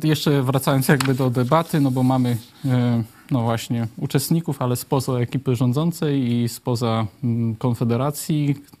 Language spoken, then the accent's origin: Polish; Lublin Voivodeship, Poland; u nas na Lubelszczyźnie